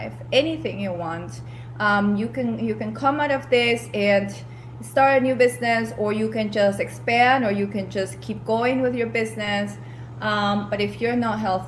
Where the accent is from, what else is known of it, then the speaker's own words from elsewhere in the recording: Peru; moved away as an adult; Some of you know I am originally from Peru. I grew up there. I went to university there as well